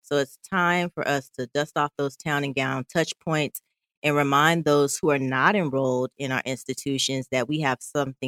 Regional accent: Southeast, United States; oh, they're from the Midwest and I'm from Southeast.

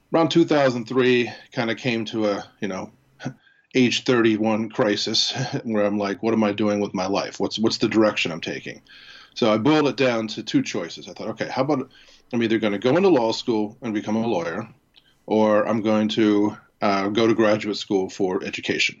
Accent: Harrisburg, Pennsylvania, United States; I was born in Harrisburg, Pennsylvania, attended Susquehanna Township High School.

